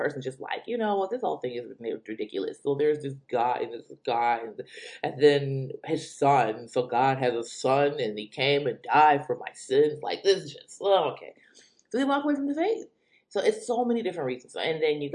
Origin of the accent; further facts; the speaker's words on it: Detroit, Michigan, United States; I am from the Metro Detroit area.